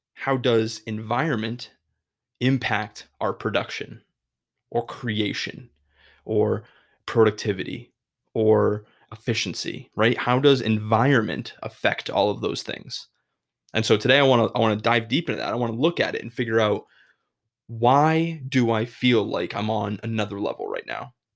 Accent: Massachusetts, United States; moved away as an adult; now in Chicago, United States; I grew up in Massachusetts my whole life.

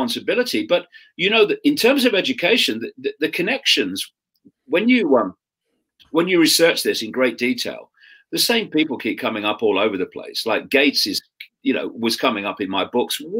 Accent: Leicester, East Midlands, United Kingdom; I grew up in Leicester in the 1950s, 1960s, in a Labour Party household.

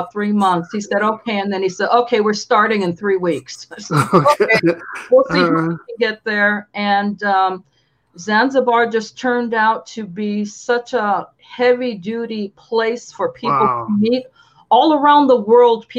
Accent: Lorain, Ohio, United States; moved away as an adult; also born or lived in New York / Washington, D.C.; I'm from Lorraine, Ohio.

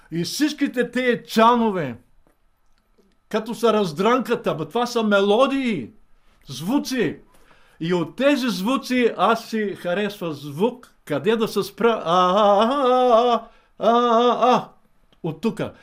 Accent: Rhodope Mountains, Bulgaria; По-рано в Родопите имахме голямо стадо овце, много ливади, гори

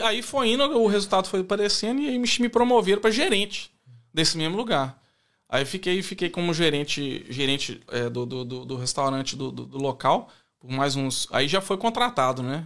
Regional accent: Belo Horizonte, Minas Gerais, Brazil; accent: mineiro; moved away as an adult; also born or lived in Ribeirão Preto; now in Australia; Nós dois nascemos em São Paulo. Ela nasceu em São Paulo, capital, e eu nasci em Ribeirão Preto. Mas a gente viveu a vida inteira lá em, lá em Belo Horizonte

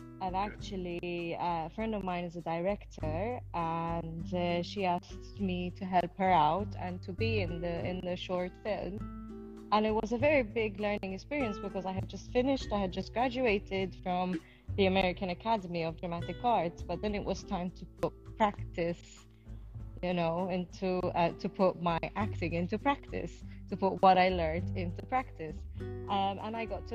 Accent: Malta; moved away; I'm originally from Malta

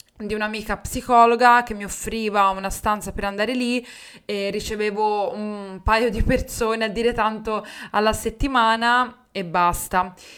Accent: Livorno, Tuscany, Italy; accent: Livornese; also born or lived in Rome; sono tornata a Livorno, che era la mia città, infatti lo sentirai dal mio accento

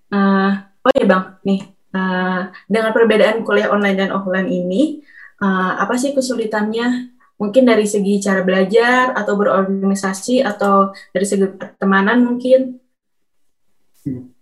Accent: Bandung, West Java, Indonesia; aku orang Bandung

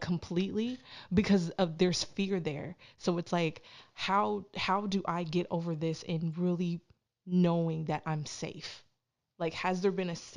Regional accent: Canada; growing up in Canada

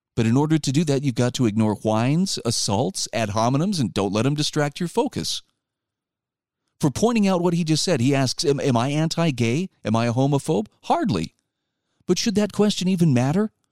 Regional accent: Utah, United States; my home state of Utah

